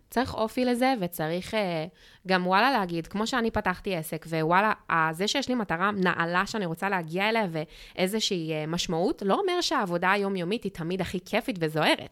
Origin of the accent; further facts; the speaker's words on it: Australia; now in Israel; כשגדלתי באוסטרליה